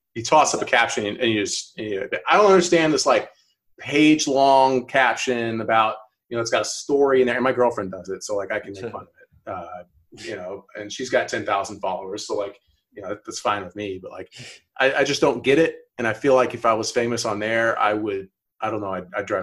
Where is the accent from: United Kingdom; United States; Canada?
United States; Alpharetta, Georgia; also born or lived in North Carolina; I'm from Alpharetta, which is like 20 minutes north of Atlanta. Um, like pretty much born and raised